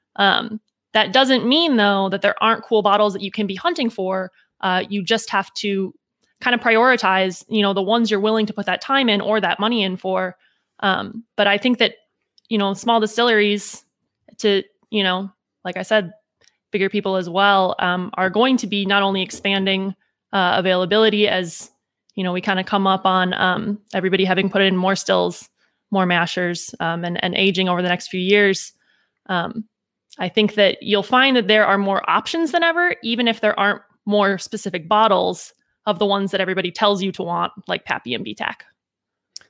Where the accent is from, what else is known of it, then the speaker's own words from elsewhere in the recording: Wisconsin, United States; moved away as an adult; now in Kentucky, United States; from Wisconsin originally, but have been here six years